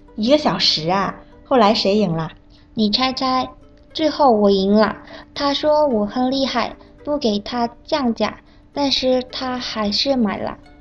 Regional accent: South Korea; now in Beijing, China; 我是来自韩国的

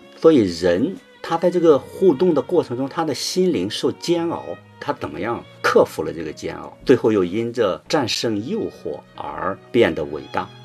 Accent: China; 我们中国人常说“养儿养老”

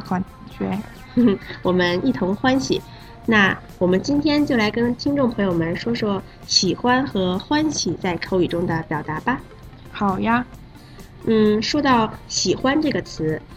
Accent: South Korea; 来自韩国的

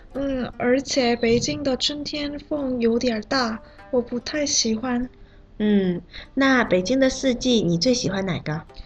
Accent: South Korea; Chinese is a second language; now in Beijing, China; 我是来自韩国的

